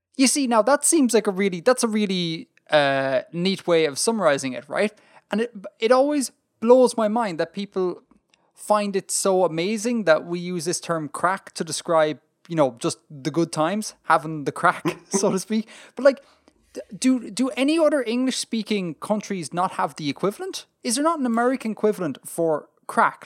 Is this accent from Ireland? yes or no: yes; Ireland; being Irish